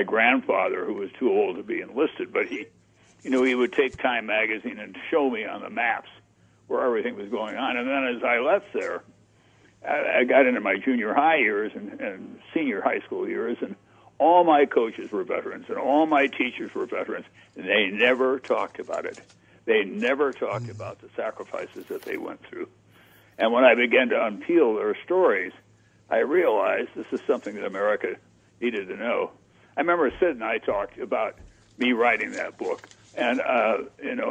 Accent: Yankton, South Dakota, United States; moved away; my hometown, Yankton

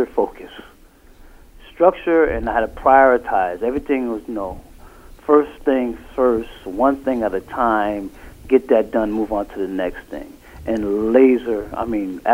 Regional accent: Bridgeport, Connecticut, United States; now in New Haven, United States; I'm originally from Bridgeport.

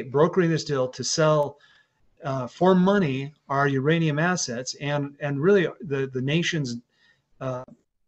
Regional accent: San Juan County, Utah, United States; I'm from San Juan County, Utah, which has about 15,000 people

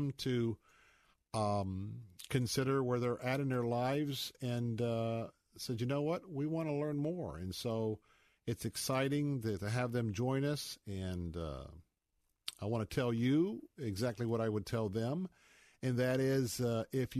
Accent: Tampa, Florida, United States; I grew up in Tampa. I grew up in kind of the Bible Belt

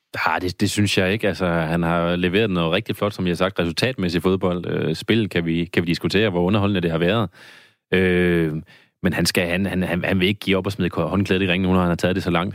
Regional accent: Randers, Central Denmark Region, Denmark; nu er jeg fra Randers

